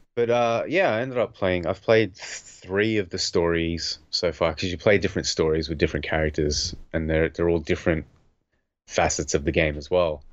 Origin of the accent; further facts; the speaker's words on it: Australia; growing up in Australia